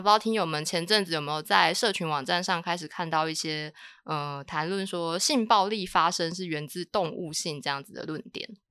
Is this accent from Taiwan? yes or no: yes; Taiwan; 我们台湾人比较没有那么重口味